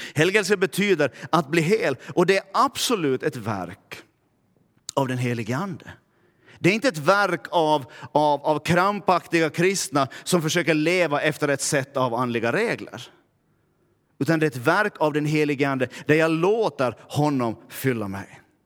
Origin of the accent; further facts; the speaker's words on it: Närpes, Ostrobothnia, Finland; accent: Närpes dialect; now in Vaasa, Finland; jag kommer från Närpe, så skulle jag börja tala Närpesdialekt